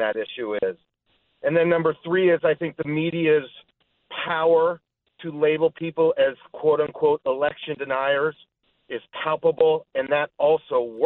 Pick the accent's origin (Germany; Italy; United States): United States; Los Angeles, California; moved away; I'm originally from Los Angeles